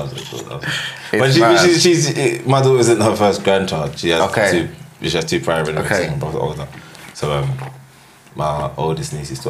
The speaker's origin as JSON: {"language": "English", "country": "United Kingdom", "said": "Caribbean, and then I'm British."}